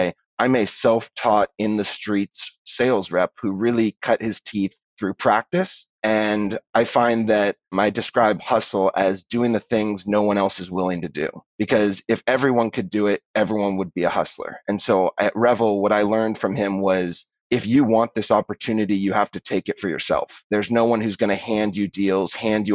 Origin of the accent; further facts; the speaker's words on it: Bay Area, California, United States; I grew up in the Bay Area